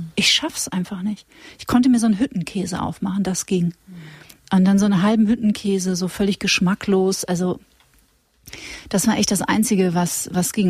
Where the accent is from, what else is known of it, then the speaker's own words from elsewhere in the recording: Witten, North Rhine-Westphalia, Germany; wir sind ja beide aus Nordrhein-Westfalen auch ja. äh, und ich äh, bin in Witten zur Schule gegangen, das ist in der Nähe von Dortmund